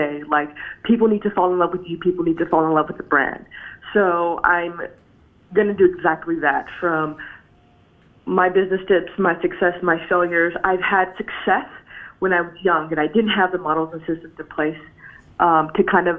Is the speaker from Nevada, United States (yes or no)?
yes; Las Vegas, Nevada, United States; I'm from Vegas. I live in Las Vegas right now.